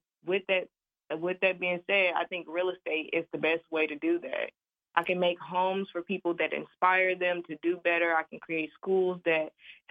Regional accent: St. Louis, Missouri, United States; I am from St. Louis, Missouri

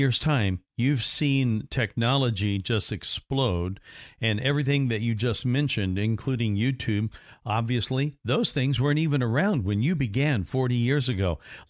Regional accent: Evansville, Indiana, United States; now in Central Florida, United States; I was originally from Indiana, from Southwest Indiana, a city called Evansville, and we moved down to Central Florida in 85. But I grew up there, went to school there.

